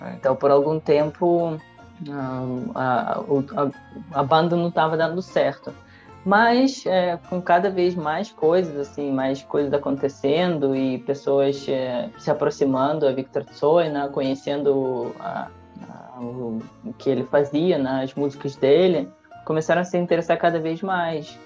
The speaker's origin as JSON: {"language": "Portuguese", "country": "Russia", "tie": "born or raised there", "said": "na cidade vizinha da, da minha cidade natal"}